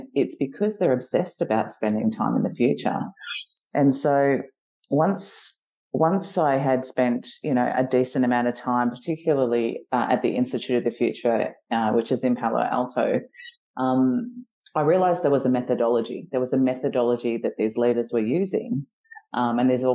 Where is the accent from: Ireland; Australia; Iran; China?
Australia; Geelong, Victoria; I'm a girl from Geelong. I grew up in, you know, a rural town